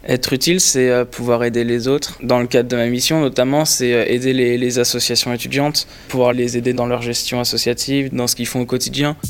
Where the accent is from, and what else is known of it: Lyon, Auvergne-Rhône-Alpes, France; moved away as an adult; now in Paris, France